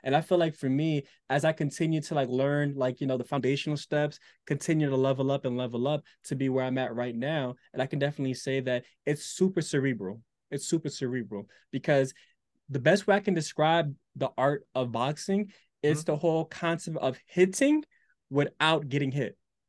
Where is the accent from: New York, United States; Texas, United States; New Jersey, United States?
New Jersey, United States; Newark; born there; I was born in Newark, lived outside of it.